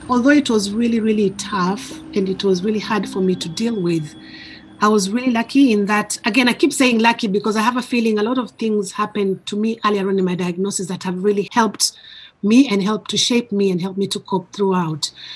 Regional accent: Kenya; now in United Kingdom

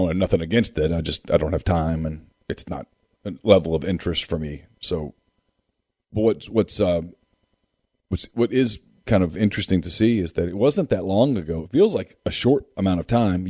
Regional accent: Ruston, Louisiana, United States; my childhood when I grew up in Ruston

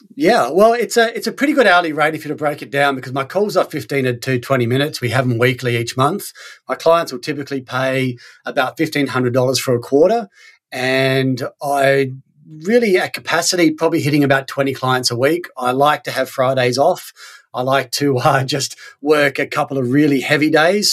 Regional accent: Australia; moved away as an adult; also born or lived in Sweden; I'm from Australia

